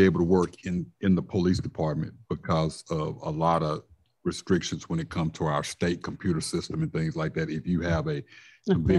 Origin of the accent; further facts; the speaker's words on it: Dallas, Texas, United States; now in Little Rock, United States; I'm from West Dallas